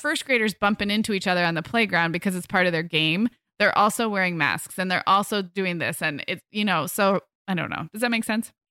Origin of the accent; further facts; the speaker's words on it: Santa Barbara, California, United States; moved away as an adult; we moved our family, um, up to, back to my hometown in July